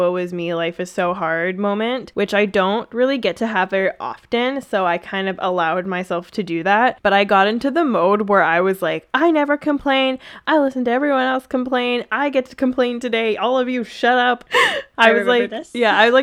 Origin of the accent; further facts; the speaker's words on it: Vancouver, British Columbia, Canada; I'm from Vancouver